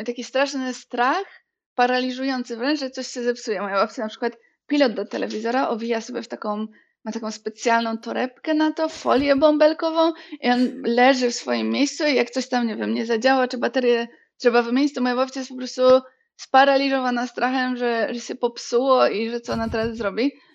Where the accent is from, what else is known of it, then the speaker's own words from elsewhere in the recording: Bielsko-Biała, Silesian Voivodeship, Poland; ja jestem z Bielska Białej i Bielsko jest takie dosyć ziomeczkowe